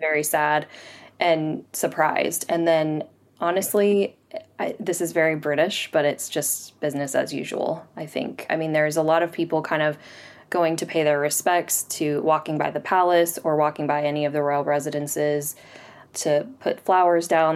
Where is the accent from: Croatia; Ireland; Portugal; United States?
United States; Rogers, Arkansas; now in London, United Kingdom; I'm from Rogers, Arkansas, and I'm a tutor and business owner, and I'm currently in London